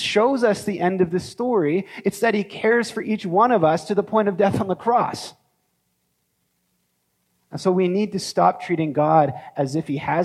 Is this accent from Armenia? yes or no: no; Canada; as Canadian Christians